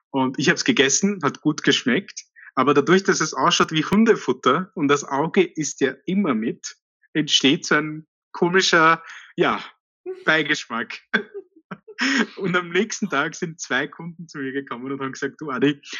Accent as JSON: {"language": "German", "country": "India", "tie": "born or raised there", "said": "in meiner Kindheit habe ich regelmäßig Sojabällchen gegessen, weil ich bin in Indien aufgewachsen und Fleisch ist dort teuer"}